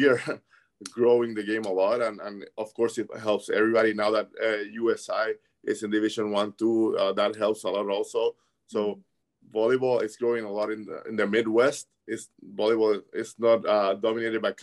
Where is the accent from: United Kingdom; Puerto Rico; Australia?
Puerto Rico; now in Evansville, United States; my dad in Puerto Rico is, everybody knows him. The stadium in my hometown is named after him